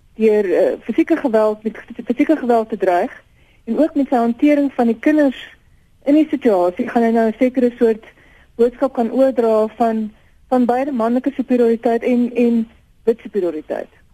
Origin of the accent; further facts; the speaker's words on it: South Africa; ons as Suid-Afrikaners